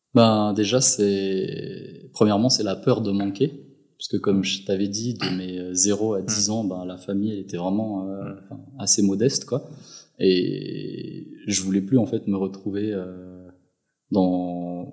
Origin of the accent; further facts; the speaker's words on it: Madagascar; moved away as an adult; now in Switzerland; mon enfance, euh, j'ai grandi à Madagascar, du côté de Tiastaf et ensuite vers Ambouimianj